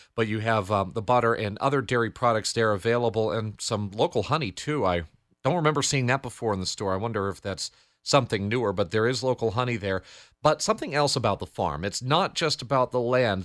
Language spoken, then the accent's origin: English; Andover, Connecticut, United States; where I grew up in Andover